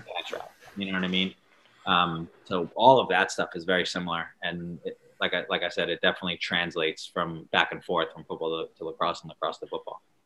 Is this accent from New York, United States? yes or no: yes; Long Island, New York, United States; I was from Long Island, which isn't a, a, big football area